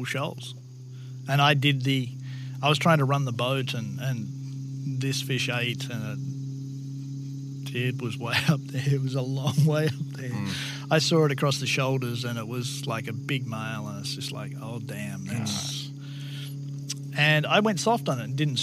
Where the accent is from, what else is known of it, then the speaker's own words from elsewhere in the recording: Australia; moved away; my background in Australia